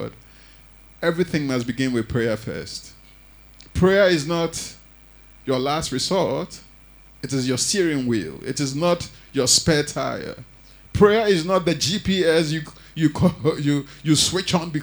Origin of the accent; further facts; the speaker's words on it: Ghana; moved away; I grew up in Africa, and, you know, in the Ghanaian church